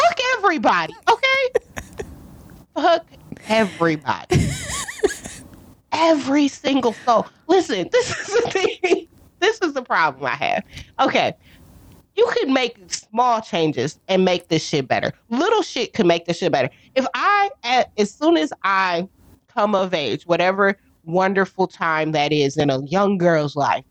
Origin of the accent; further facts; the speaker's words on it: United States; I have a stupid American tongue and a stupid American brain